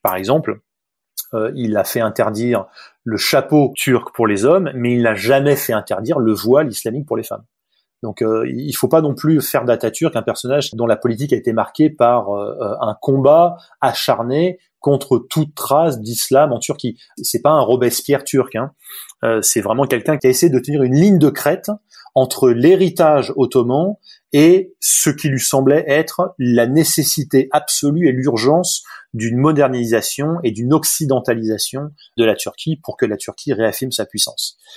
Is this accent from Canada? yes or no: no; south of France, France; Je suis français, moi, donc euh, euh, plutôt du sud de la France.